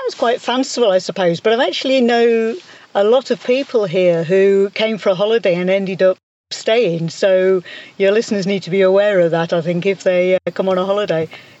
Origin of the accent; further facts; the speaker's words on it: England, United Kingdom; moved away as an adult; now in Galicia, Spain; we'd been looking for a while to move away from England. We're both English, myself and my husband. And Galicia just felt right somehow.